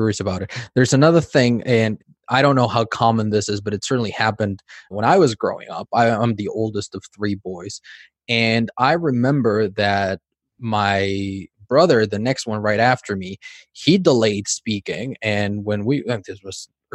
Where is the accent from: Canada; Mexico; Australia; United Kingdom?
Mexico; accent: Mexican; moved away; also born or lived in California; I'm from Mexico, so I have a Mexican accent